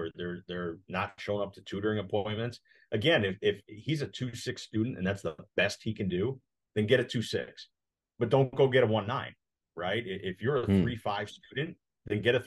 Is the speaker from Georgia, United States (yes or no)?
no; Connecticut, United States; moved away as an adult; also born or lived in St. Louis, Missouri; now in Omaha, United States; I grew up in Connecticut, small town